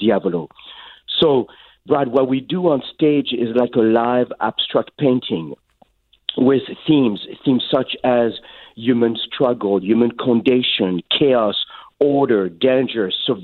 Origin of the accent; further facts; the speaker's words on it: Paris, Île-de-France, France; English is a second language; moved away as an adult; also born or lived in Vermont, United States; now in Los Angeles, United States; I grew up in Paris, and I was a rebel